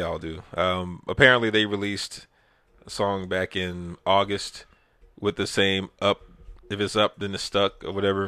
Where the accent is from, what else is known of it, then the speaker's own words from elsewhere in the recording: Texas, United States; I'm from Texas